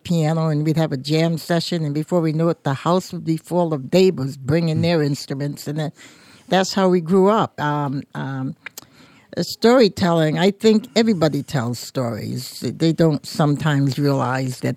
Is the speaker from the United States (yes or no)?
yes; Portsmouth, New Hampshire, United States; being born and raised in Portsmouth